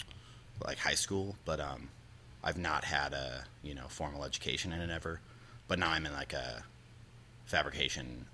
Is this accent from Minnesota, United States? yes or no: yes; Eden Prairie, Minnesota, United States; also born or lived in Richfield, Minnesota; my parents moved to, Eden Prairie